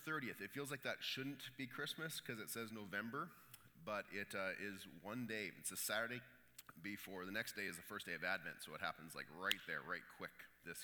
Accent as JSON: {"language": "English", "country": "Canada", "said": "we're Canadian."}